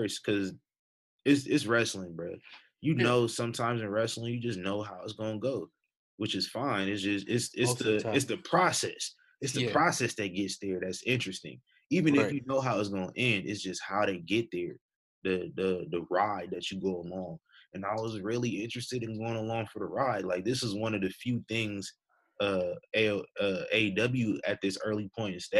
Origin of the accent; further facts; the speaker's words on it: Omaha, Nebraska, United States; my hometown, Omaha.